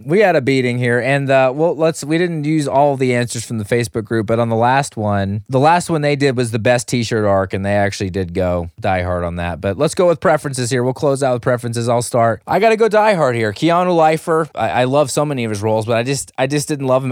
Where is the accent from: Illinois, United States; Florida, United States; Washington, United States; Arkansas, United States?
Arkansas, United States; I'm from Arkansas